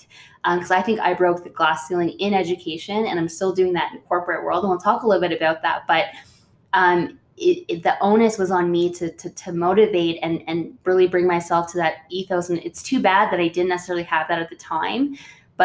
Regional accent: Orillia, Ontario, Canada; I grew up in Orillia, which is not on reservation, but close to one

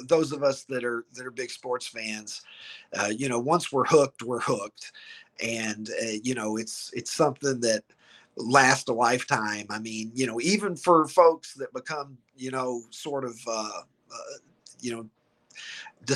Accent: Horse Cave, Kentucky, United States; moved away as an adult; also born or lived in Chicago area; now in Chicago, United States; I grew up in the metropolis of Horse Cave, Kentucky

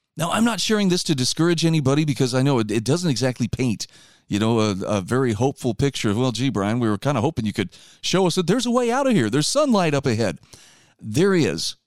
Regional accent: Utah, United States; my home state of Utah

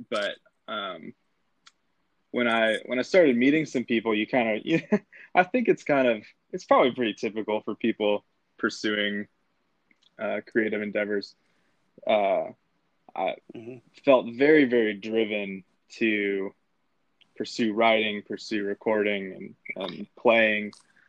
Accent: Grand Rapids, Michigan, United States; now in Nashville, United States; So I'm originally from Grand Rapids, Michigan.

